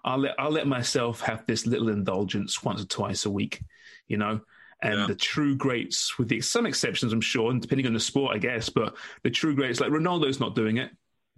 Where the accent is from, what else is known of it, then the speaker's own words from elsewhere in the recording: England, United Kingdom; now in Canada; I'm English, after all.